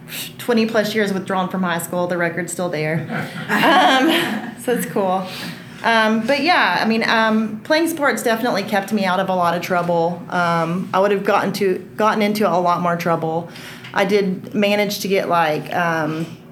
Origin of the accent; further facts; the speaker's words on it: Rockdale, Texas, United States; also born or lived in Austin, Texas; So I was born in Austin. I was born at Seton Hospital and wasn't raised here. I was raised in a small town outside of Austin called Rockdale